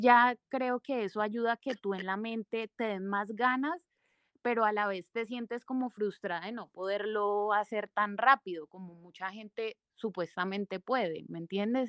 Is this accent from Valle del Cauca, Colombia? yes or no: yes; Sevilla, Valle del Cauca, Colombia; also born or lived in Bogotá; now in Cali, Colombia; soy caleña, aunque crecí en un pueblo muy cercano acá del, valle que se llama Sevilla